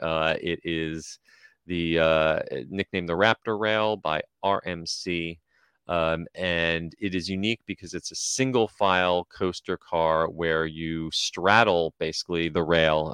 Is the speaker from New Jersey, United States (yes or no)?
yes; New Jersey, United States; my day growing up in New Jersey